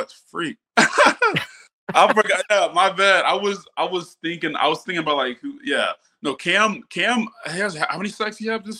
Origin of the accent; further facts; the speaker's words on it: Alabama, United States; And me growing up in Alabama, we didn't have no NFL team.